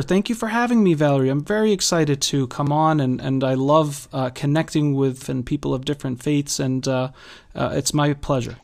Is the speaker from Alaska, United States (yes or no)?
no; Massachusetts, United States; also born or lived in Worcester / Boston; born and raised in Massachusetts